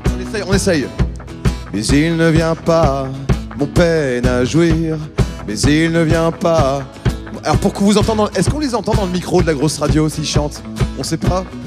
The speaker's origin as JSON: {"language": "French", "town": "Ham", "region": "Hauts-de-France", "country": "France", "tie": "born or raised there", "moved": "yes", "said": "j'ai grandi en Picardie, dans un trou qui s'appelle Ham, entre euh, Saint-Quentin, Péronne et Noyon"}